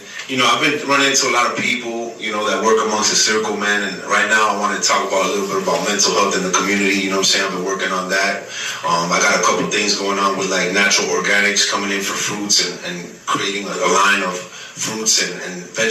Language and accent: English; Miami, Florida, United States; also born or lived in Dominican Republic / Orlando, Florida; I was born over there. I was raised in Miami